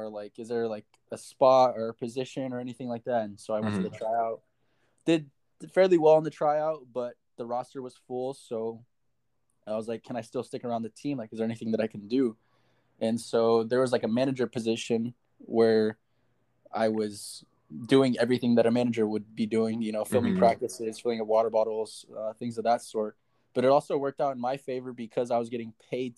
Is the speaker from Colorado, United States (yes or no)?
yes; Denver, Colorado, United States; moved away as an adult; now in Hawaii, United States; I am originally from Denver, Colorado, born and raised.